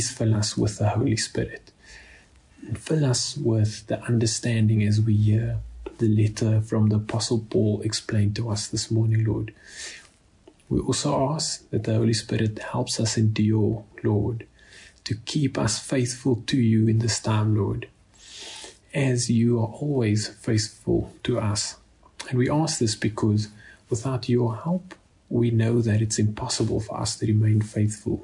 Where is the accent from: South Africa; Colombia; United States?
South Africa; Cape Town, Western Cape; moved away; I am originally from Cape Town